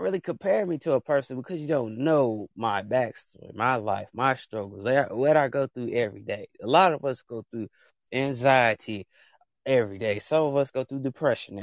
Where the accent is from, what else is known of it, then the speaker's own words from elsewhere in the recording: United States; I am American